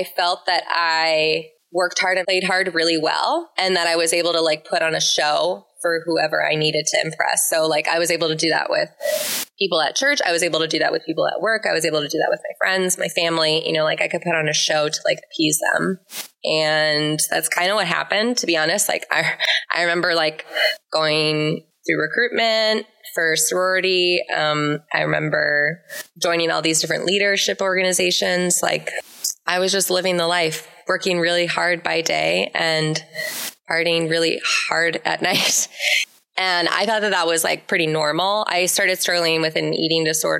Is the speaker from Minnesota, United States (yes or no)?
yes; Minneapolis, Minnesota, United States; I'm originally from the Twin Cities, grew up in the church